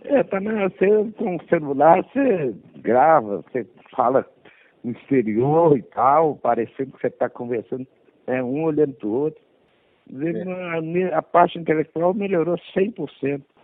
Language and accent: Portuguese; Belo Horizonte, Minas Gerais, Brazil; eu nasci aqui em Belo Horizonte, sou na divisa de Belo Horizonte com Sabará